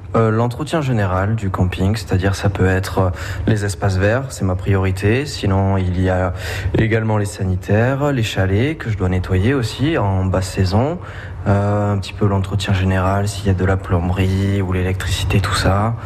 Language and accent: French; Oloron-Sainte-Marie, Nouvelle-Aquitaine, France; je viens d'Oloron Sainte-Marie